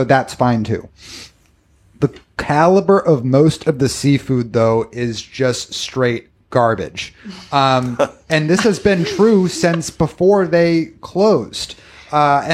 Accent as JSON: {"language": "English", "town": "Boston", "region": "Massachusetts", "country": "United States", "said": "I come from the Northeast. I come from the Boston area"}